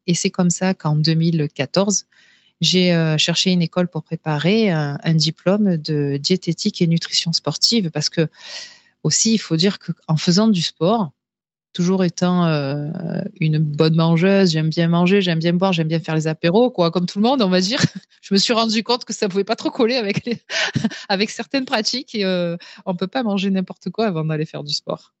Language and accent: French; Marseille, Provence-Alpes-Côte d'Azur, France; je suis marseillaise d'origine